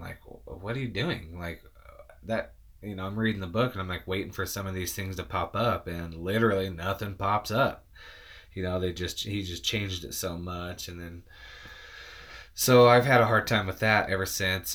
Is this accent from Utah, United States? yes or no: yes; Utah, United States; I'm from Utah. Um, we don't talk right.